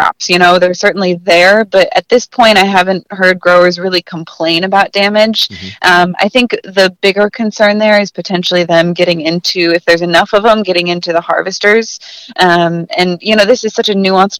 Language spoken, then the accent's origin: English; Traverse City, Michigan, United States; moved away; I'm from Northern Michigan originally.